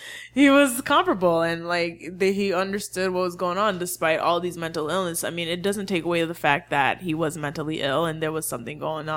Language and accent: English; Haiti; accent: Haitian; Leave my Haitian accent alone.